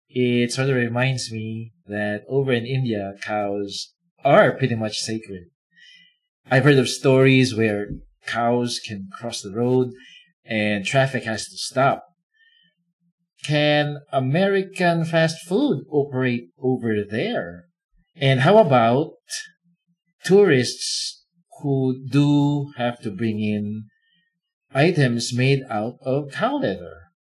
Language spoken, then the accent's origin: English; Philippines; I'm from the Philippines.